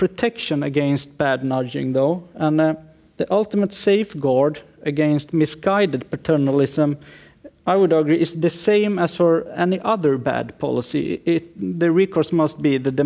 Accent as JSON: {"language": "English", "country": "Sweden", "said": "I'm a lawyer from Sweden"}